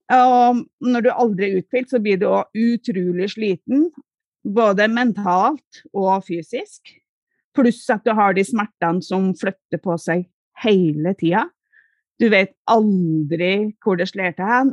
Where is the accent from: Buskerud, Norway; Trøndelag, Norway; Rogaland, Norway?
Trøndelag, Norway; Hjemme i Trøndelag